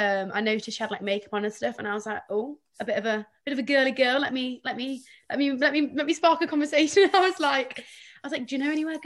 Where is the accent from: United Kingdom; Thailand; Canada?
United Kingdom; Nottingham, East Midlands; I'm from Nottingham, and I'm 21.